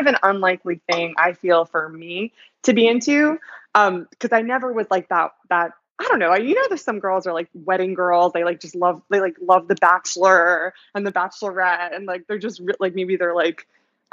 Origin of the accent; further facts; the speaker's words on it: New Jersey, United States; moved away as an adult; now in New York, United States; I grew up in New Jersey, not far away.